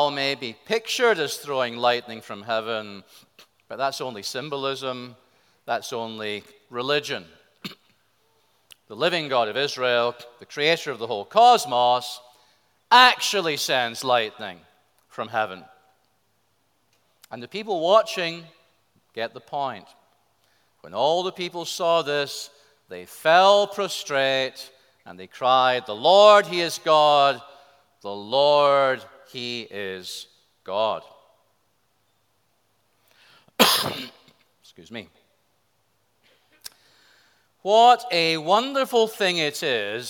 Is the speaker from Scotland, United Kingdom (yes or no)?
yes; Scotland, United Kingdom; I'm a Scotsman